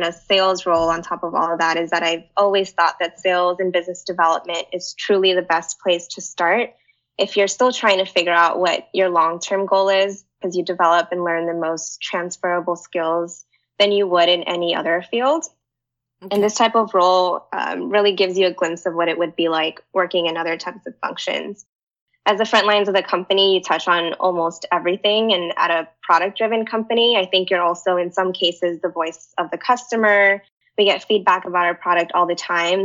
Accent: Pasadena, California, United States; moved away as an adult; now in San Francisco, United States; I'm actually in my hometown, Pasadena

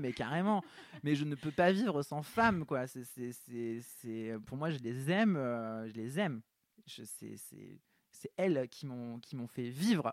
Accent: south of France, France; je viens du sud de la France

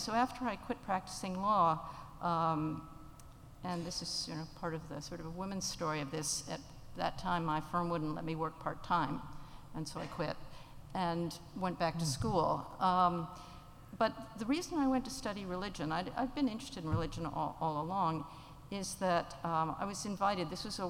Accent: Uganda; So I grew up in Uganda, in pre-independence Uganda. My parents were anthropologists. I like to say I grew up in anthropology land.

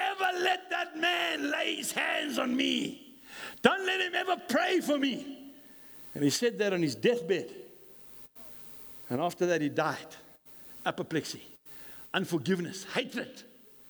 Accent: Scotland, United Kingdom; I'm a Scot

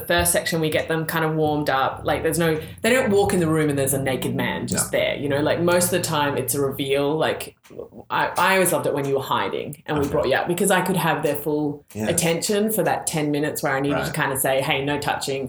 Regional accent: Australia; moved away; being the Australian

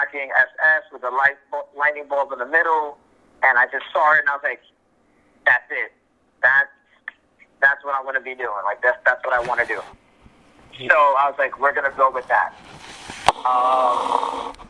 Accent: New York City, New York, United States; I'm a southpaw from the South Bronx

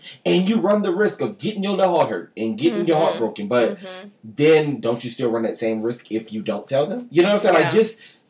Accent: New Orleans, Louisiana, United States; moved away; I'm from New Orleans. I love the fact that I'm from New Orleans.

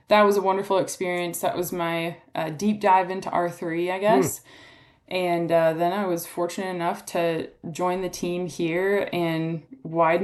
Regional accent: Minnesota, United States; moved away as an adult; also born or lived in Mississippi; I grew up in Minnesota, kind of, according to some, the heart of pheasant country.

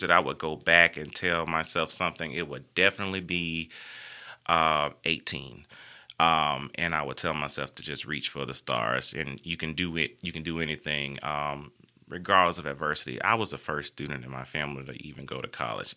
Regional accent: Sellers, Alabama, United States; moved away as an adult; also born or lived in Montgomery, Alabama / Tupelo, Mississippi; I grew up in the country. I grew up in a very rural area. I mean, literally, we got one road running through Sellers, Alabama

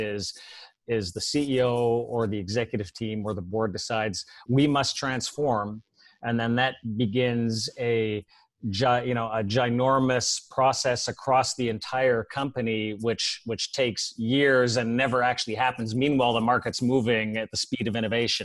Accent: Canada; moved away; Being a Canadian, I guess we all, you know, we all watch Formula One up there.

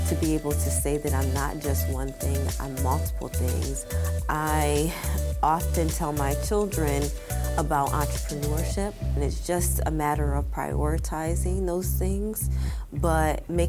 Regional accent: Syracuse, New York, United States; I grew up in Syracuse, New York, and I grew up on the south side of Syracuse, but it is a lower class neighborhood.

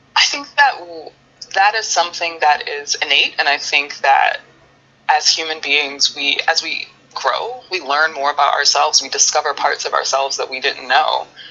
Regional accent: United States; we as Americans

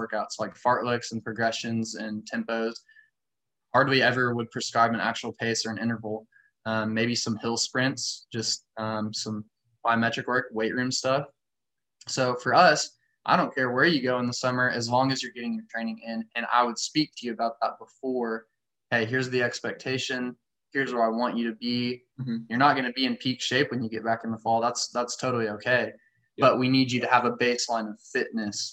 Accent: United States; growing up in the American high school system

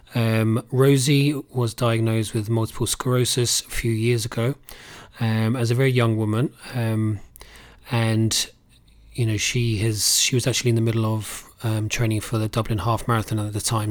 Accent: Cambridge, East of England, United Kingdom; now in Ireland; We grew up in Cambridge

